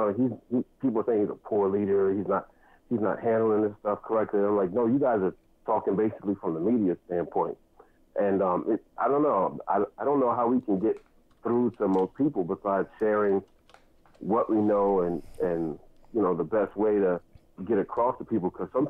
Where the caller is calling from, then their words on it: New Jersey, United States; I'm calling from New Jersey